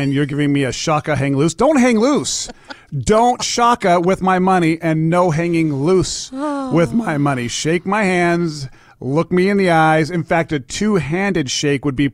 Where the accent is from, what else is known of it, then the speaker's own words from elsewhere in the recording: Laie, Hawaii, United States; moved away; I was a howly white boy growing up on the islands is where I did my elementary school through high school